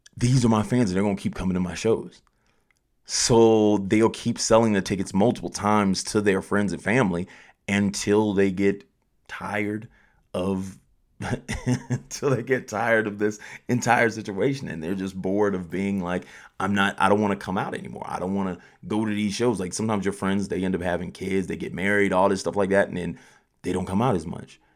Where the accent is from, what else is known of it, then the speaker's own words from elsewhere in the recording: Colorado Springs, Colorado, United States; I'm from Colorado Springs